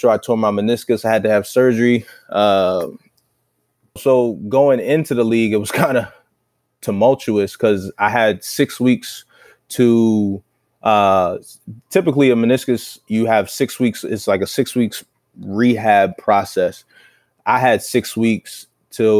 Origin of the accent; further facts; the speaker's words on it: Baltimore, Maryland, United States; moved away as an adult; now in New England, United States; Baltimore, my hometown